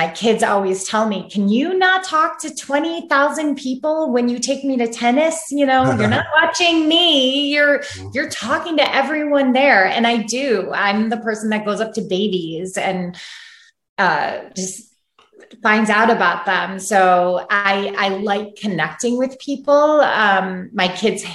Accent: Chicago, Illinois, United States; moved away as an adult; also born or lived in New York City; now in Santa Barbara, United States; I'm from Chicago and grew up there.

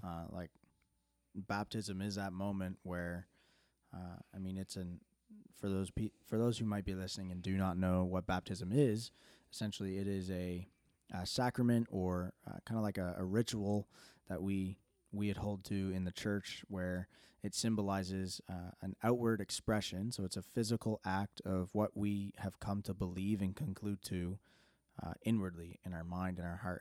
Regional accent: Canada; growing up in Canada, like, I can remember in high school

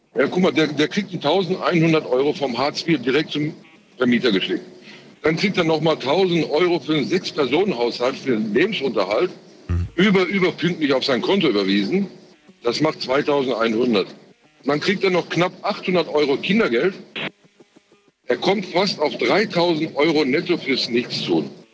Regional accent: Frankfurt, Hesse, Germany; born or raised there; also born or lived in Turkey

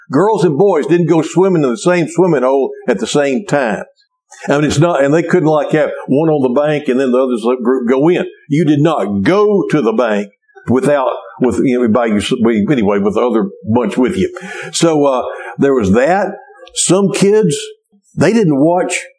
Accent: Cleveland, Texas, United States; a kid growing up in Cleveland, Texas

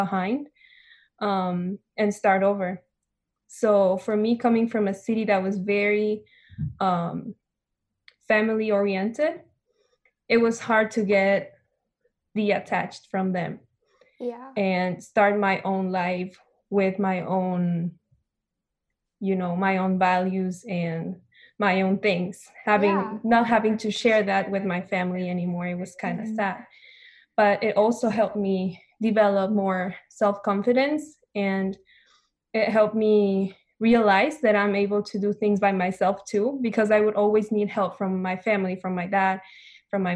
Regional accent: Ecuador; moved away as an adult; I am from Ecuador, a little country in South America between Colombia and Peru. I came here 5 years ago, so I lived in Ecuador for 17 years

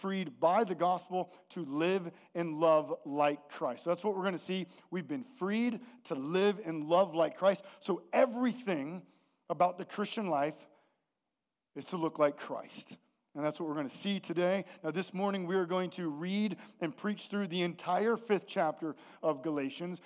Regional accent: the Northwest, Pacific Northwest, United States; we're from the Northwest

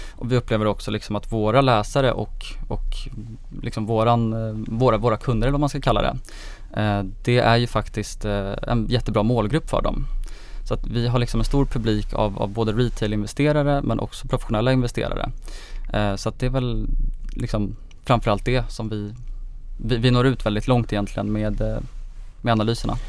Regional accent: Gotland, Sweden; jag är 26 år, jag kommer från Gotland

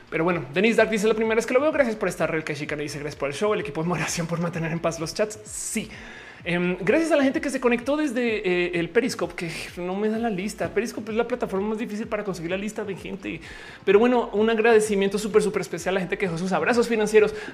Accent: Bogotá, Colombia; also born or lived in Pereira; no soy, soy colombiana, pero soy de Bogotá y Pereira. Estoy hablando de Pereira en Colombia.

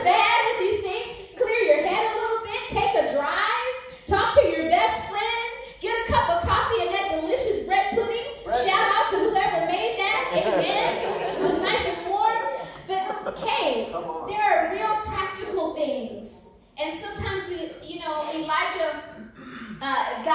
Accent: Maryland, United States; moved away as an adult; now in Seattle, United States; I am originally from Maryland. Yeah, so near the Washington, D.C. area, home of the best crab cakes

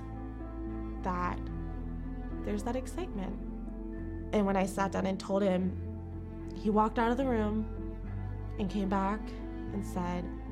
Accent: Jacksonville, Florida, United States; moved away as an adult; now in Chicago, United States; I am from Jacksonville, Florida.

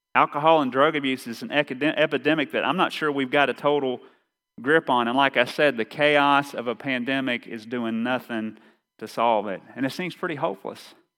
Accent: Eastern Kentucky, United States; accent: Eastern Kentucky; my Eastern Kentucky accent

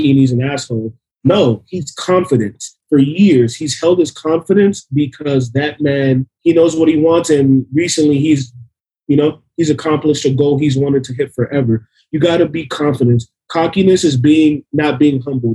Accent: Miami, Florida, United States; we're from Miami, man. I'll say, look, my mom was an immigrant. She brought me to this country to be born in the USA.

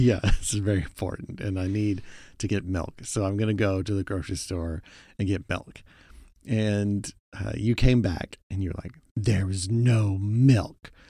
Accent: Oklahoma, United States; moved away; also born or lived in Texas; growing up in Oklahoma

